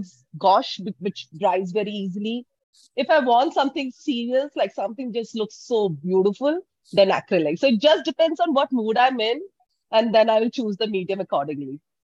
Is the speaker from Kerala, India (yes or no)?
no; Bangalore, Karnataka, India; I'm from Bangalore.